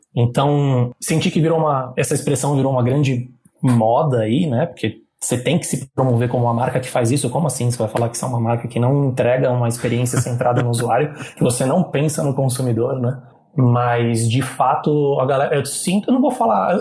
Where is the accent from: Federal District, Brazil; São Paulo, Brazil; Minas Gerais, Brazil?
São Paulo, Brazil; sou de São Paulo, da, da Moca. Na então, Moca